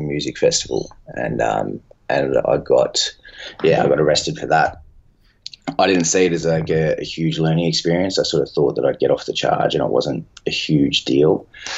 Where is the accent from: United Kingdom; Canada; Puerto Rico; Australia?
Australia; Sydney, New South Wales; we're based in the northwestern suburbs of Sydney, which is where I grew up in Ryde.